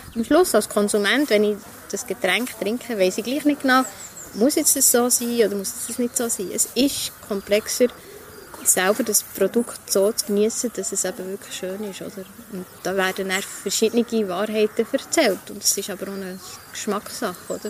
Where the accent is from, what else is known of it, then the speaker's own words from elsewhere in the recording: Langnau im Emmental, Bern, Switzerland; moved away as an adult; also born or lived in Ecuador; now in Bern, Switzerland; Ich bin immer noch gerne ähm, Langnauerin, wobei ich bin ja in Goal aufgewachsen